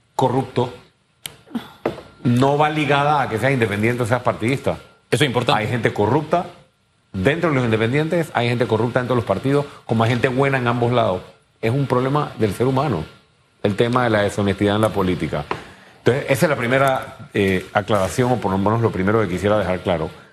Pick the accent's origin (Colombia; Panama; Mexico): Panama; muchos panameños